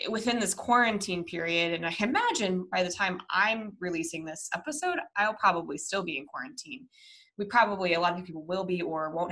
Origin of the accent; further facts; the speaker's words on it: Minnesota, United States; moved away; I was born in the Midwest. I was born in Minnesota